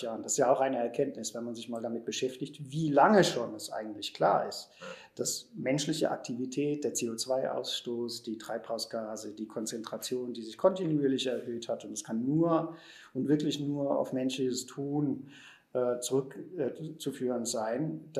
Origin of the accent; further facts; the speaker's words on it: Germany; aber wir sind ja da schon dabei als Deutsche und so, bin ich eigentlich durchs Leben gegangen.